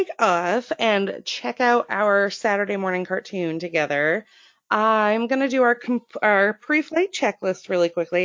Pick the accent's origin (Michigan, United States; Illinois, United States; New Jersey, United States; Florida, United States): Florida, United States; now in Maine, United States; we're both from Florida